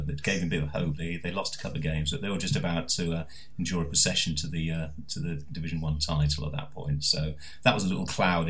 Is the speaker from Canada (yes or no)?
no; Leeds, Yorkshire and the Humber, United Kingdom; also born or lived in Edgware, London; I was brought up in Leeds, and I felt that I really belonged in the South. I'd been born in London, been brought up to this kind of, you know, the ghastly county of Yorkshire, and it was pretty grim at the time